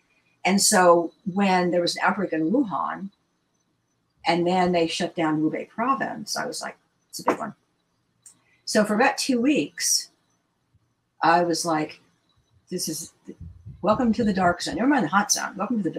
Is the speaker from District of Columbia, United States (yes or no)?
yes; Washington, District of Columbia, United States; I was born and raised in the Washington, D.C. area